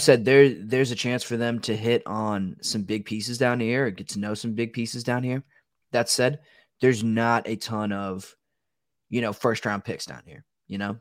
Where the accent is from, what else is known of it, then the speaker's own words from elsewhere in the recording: Washington, District of Columbia, United States; moved away; I'm from Washington, D C, which was literally built on a swamp